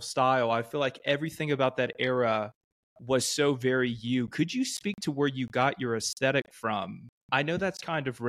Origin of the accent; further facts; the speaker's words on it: Georgia, United States; I grew up in Georgia.